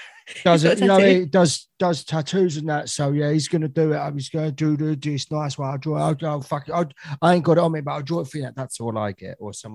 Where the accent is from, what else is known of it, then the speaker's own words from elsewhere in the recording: Soham, East of England, United Kingdom; I badmouth Soham all the time because I come from there.